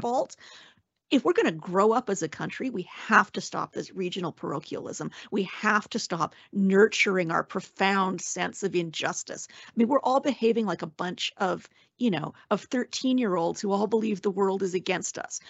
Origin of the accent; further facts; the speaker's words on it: Alberta, Canada; maybe because I'm from the West and from Alberta